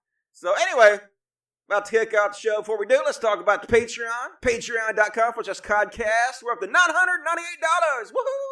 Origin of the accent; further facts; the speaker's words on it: Australia; I'm an Aussie. So we don't celebrate it.